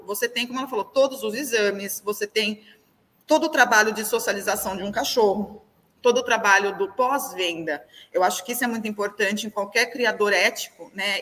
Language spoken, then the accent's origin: Portuguese; Avaré, São Paulo, Brazil; eu sou de cidade pequena, eu sou de Avaré